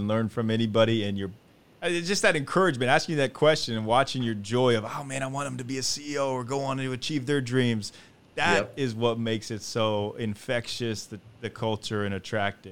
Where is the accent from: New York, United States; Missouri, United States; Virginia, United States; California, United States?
Missouri, United States; Kansas City; I'm from Kansas City